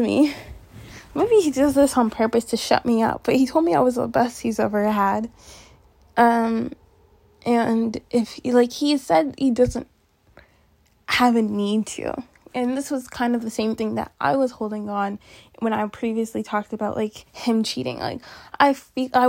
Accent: Canada; I'm from Canada

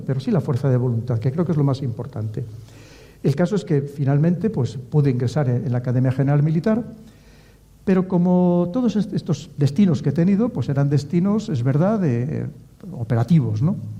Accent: León, Castile and León, Spain; Yo como soy de León

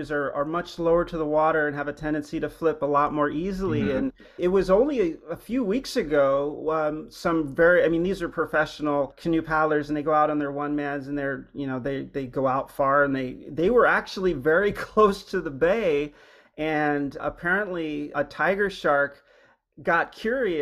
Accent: Hawaii, United States; moved away; I grew up in Hawaii, but I'd been away for a long time, and we moved back a few years ago

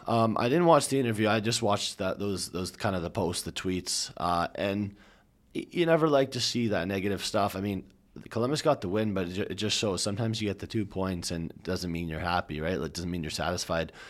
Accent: Canada; we're Canadian

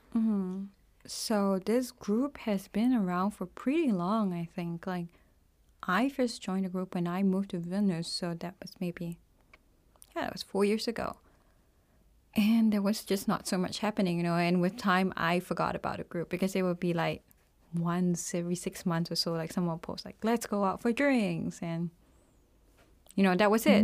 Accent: Singapore; moved away as an adult; also born or lived in Kaunas, Lithuania; now in Lithuania; I'm from Singapore. I have been living in Lithuania since two thousand fifteen

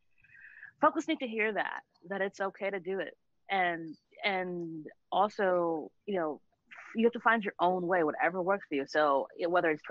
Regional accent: Jamaica; as a Jamaican

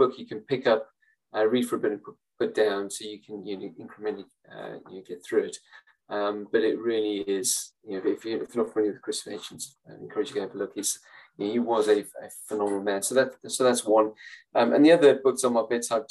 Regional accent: South Africa; moved away; I grew up in South Africa during apartheid.

